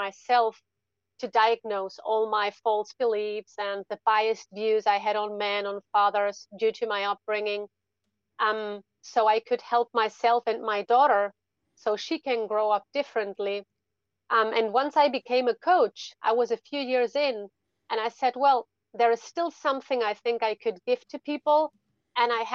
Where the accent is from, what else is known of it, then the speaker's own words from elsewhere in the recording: Spain; English is a second language; also born or lived in Germany; I was born in Germany. My family is actually German, But when I was three, my mom moved with me to Spain. So I spent most of my life in Spain, actually